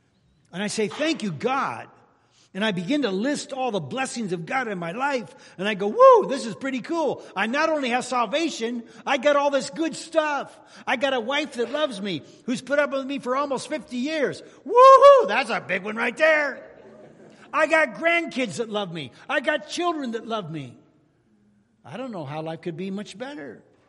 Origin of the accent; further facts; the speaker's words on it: California, United States; Oh, where are you from? I'm from California. Oh, okay.